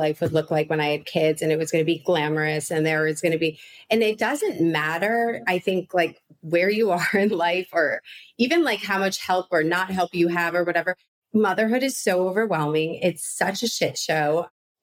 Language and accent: English; Chicago, Illinois, United States; I grew up in Chicago, like a Midwestern girl too.